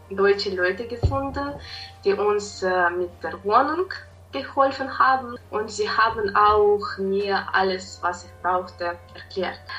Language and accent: German; Kyiv, Ukraine; German is a second language; moved away as an adult; now in Germany; ich bin 21 Jahre alt äh, und ich komme aus der Ukraine. Äh, in der Ukraine wohnte ich in Kiew, die Hauptstadt.